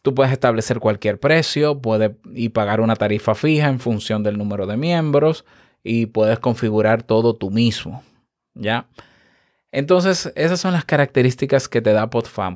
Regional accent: Dominican Republic; en mi país

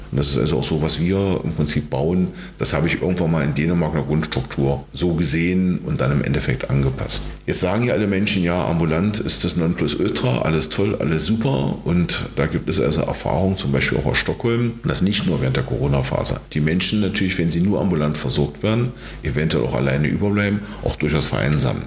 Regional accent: Magdeburg, Saxony-Anhalt, Germany; also born or lived in Torgau, Saxony; gebürtig aus Torgau, wohnhaft in, im Großraum Magdeburg seit 1968 bis 1973 in Magdeburg

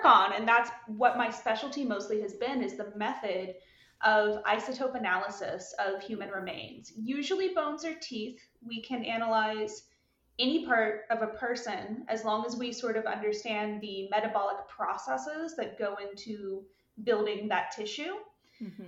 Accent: Alabama, United States; moved away; I'm from the States. I'm from Alabama originally.

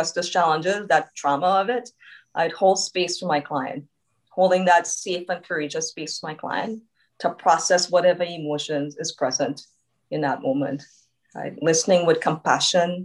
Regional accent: Trinidad & Tobago; now in Canada; being Trinidadian, I grew up in a close-knit community

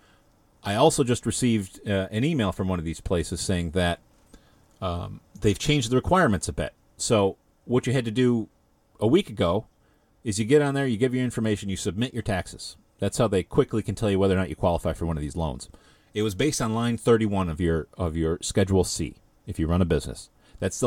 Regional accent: Ilion, New York, United States; The Village of Ilion, my hometown, born and raised, graduated high school from there.

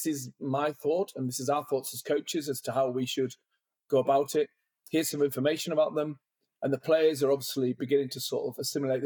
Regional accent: England, United Kingdom; moved away as an adult; also born or lived in Ireland; I came from England

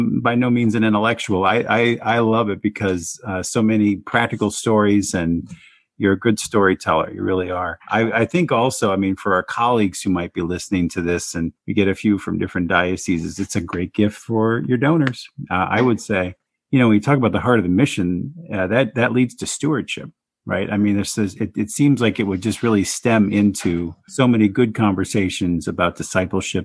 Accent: Phoenix, Arizona, United States; moved away; my hometown of Phoenix, Arizona

